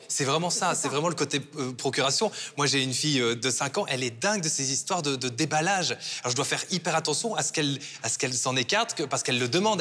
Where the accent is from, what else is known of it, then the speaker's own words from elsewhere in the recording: Belgium; chez nous en Fédération Wallonie-Bruxelles